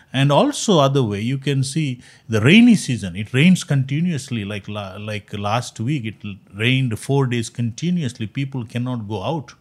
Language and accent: English; Mangalore, Karnataka, India; first language Konkani; English is a second language; moved away as an adult; also born or lived in Jamshedpur, India; now in Fort Wayne, United States; grew up, uh, in my hometown, uh, is Mangalore. Uh, I spoke as a, you know, Christians spoke a Konkani language